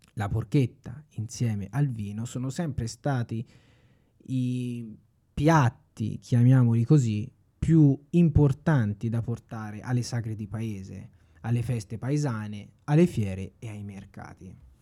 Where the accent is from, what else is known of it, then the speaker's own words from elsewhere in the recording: Tuscany, Italy; sono un toscano doc al cento per cento